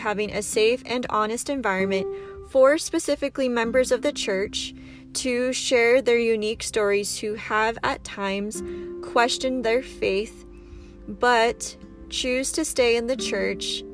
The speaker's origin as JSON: {"language": "English", "town": "San Diego", "region": "California", "country": "United States", "moved": "as an adult", "lives_now": "Utah, United States", "said": "I am from San Diego, California. Big shout out to my Powie peeps. However, I do currently live in Utah"}